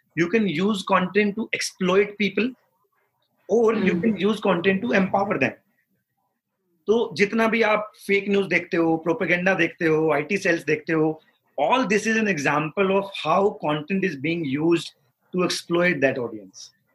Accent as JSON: {"language": "Hindi", "region": "Haryana", "country": "India", "tie": "born or raised there", "moved": "yes", "said": "हरियाणा हम्म। के एक बहुत छोटे से गांव में बड़ा हुआ हूँ पचास साठ घर है मेरे गाँव में मैंने पूरी स्कूलिंग वहीं से करी है"}